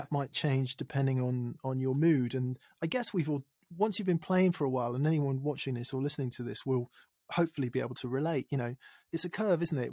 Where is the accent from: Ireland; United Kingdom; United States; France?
United Kingdom; England; I'm English